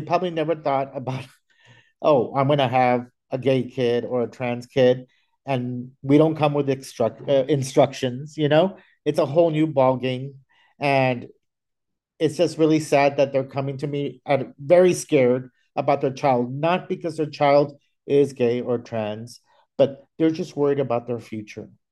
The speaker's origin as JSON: {"language": "English", "region": "Texas", "country": "United States", "moved": "yes", "said": "I'm originally from Texas"}